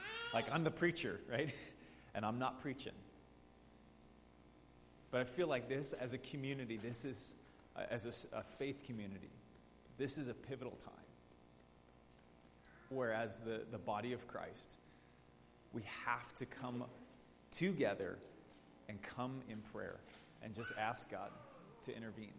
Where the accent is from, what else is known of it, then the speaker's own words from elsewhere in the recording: Coeur d'Alene, Idaho, United States; I grew up in Coeur d'Alene, so I remember the Aryan Nation marches downtown.